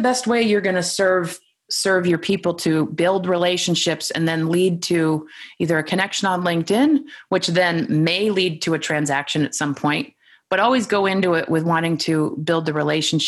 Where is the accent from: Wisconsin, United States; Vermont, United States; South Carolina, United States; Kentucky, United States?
Vermont, United States; also born or lived in New York City; I'm from Vermont